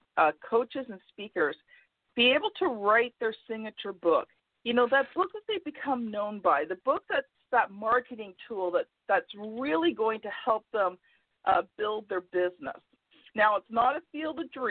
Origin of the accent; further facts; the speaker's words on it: Canada; I'm Canadian